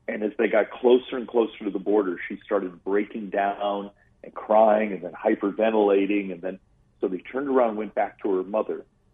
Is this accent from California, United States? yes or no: no; Arizona, United States; I got adopted by a great family. I grew up in Arizona.